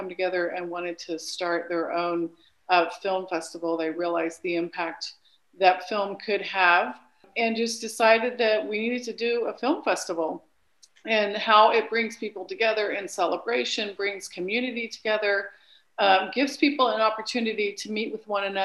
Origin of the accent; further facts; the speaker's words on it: Lima, Peru; moved away; I grew up in Lima, Peru